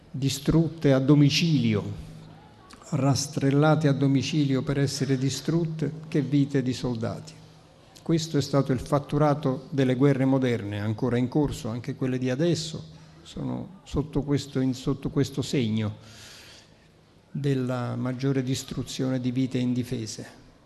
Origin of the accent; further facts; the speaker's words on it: Naples, Campania, Italy; accent: Neapolitan; first language Neapolitan; Italian is a second language; la lingua materna che è il napoletano. È stata la mia lingua madre